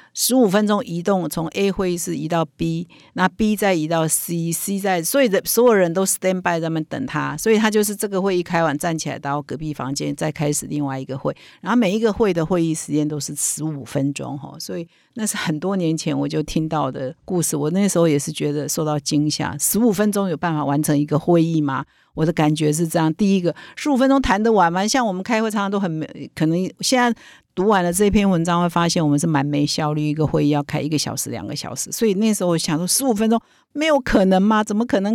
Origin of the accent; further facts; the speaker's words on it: Taiwan; 我们台湾人